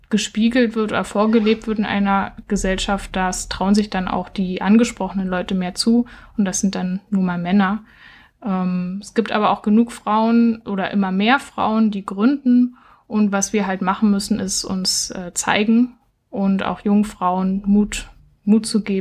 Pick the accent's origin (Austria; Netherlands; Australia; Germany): Germany; Berlin; now in Halle, Germany; Also ich komme ursprünglich aus Berlin und habe jetzt in Halle gegründet.